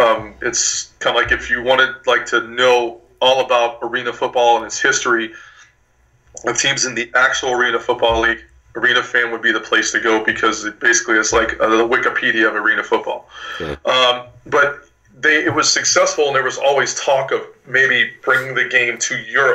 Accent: Ireland; I am a Corny at heart. I am Irish, so there you go.

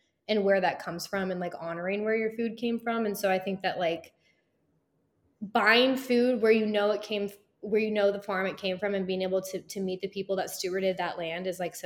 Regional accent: Texas, United States; I'm born and raised in Texas

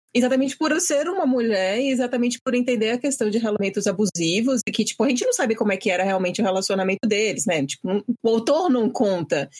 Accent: Bahia, Brazil; eu sou da Bahia

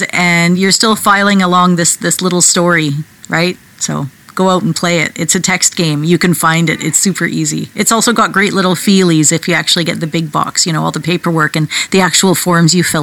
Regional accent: Canada; I'm so Canadian. I'm apologizing here.

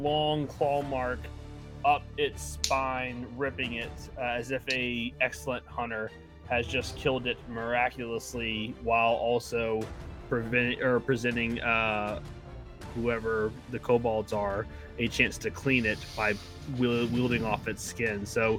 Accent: South Carolina, United States; I'm from South Carolina.

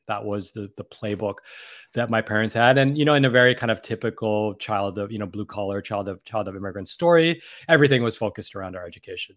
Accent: New York City, New York, United States; I grew up in, born and raised in New York City

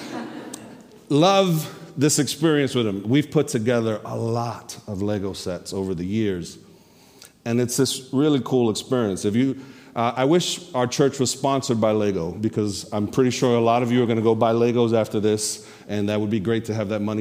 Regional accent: New York, United States; I'm a New Yorker.

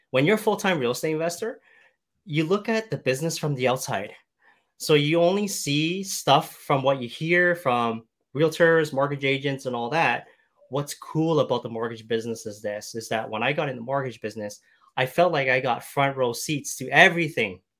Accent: Canada

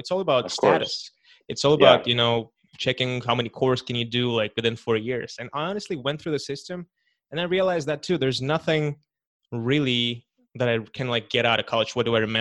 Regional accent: Kazakhstan; moved away; I am from Kazakhstan

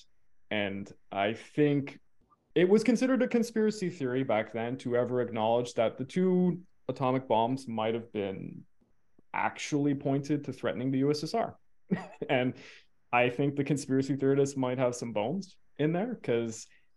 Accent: Canada; as a Canadian

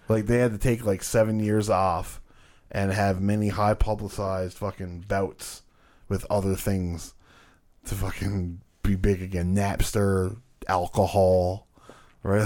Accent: Canada

